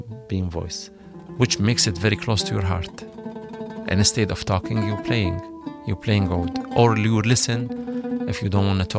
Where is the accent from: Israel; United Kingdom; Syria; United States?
Syria; now in Canada; I'm a musician. My instrument is oud. I'm from Syria.